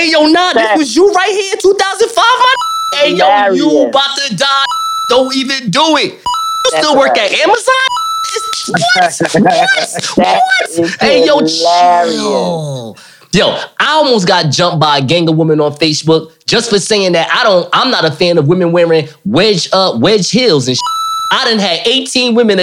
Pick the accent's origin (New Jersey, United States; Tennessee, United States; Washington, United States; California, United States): New Jersey, United States; Newark; I'm from I'm from Newark, New Jersey